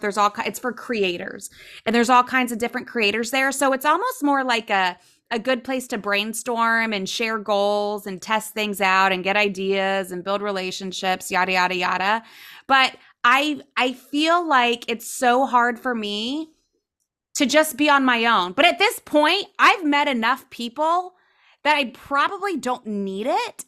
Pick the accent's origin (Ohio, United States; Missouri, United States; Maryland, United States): Ohio, United States; now in South Florida, United States; I grew up in Ohio, so never really spoke Spanish.